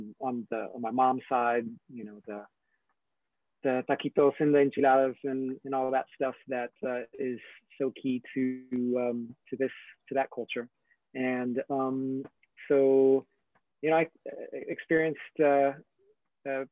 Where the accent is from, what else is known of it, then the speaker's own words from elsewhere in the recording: Corpus Christi, Texas, United States; I'm born and raised in Corpus Christi, Texas, down in South Texas, off the Gulf of Mexico